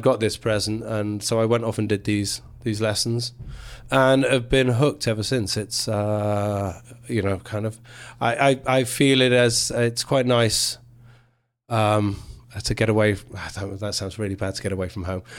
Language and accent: English; England, United Kingdom; So I'm English through and through.